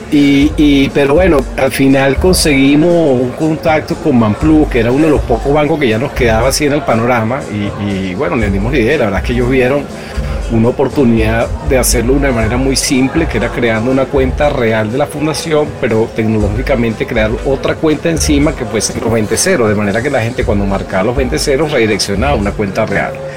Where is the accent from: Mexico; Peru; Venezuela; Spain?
Venezuela; also born or lived in Chile; como venezolano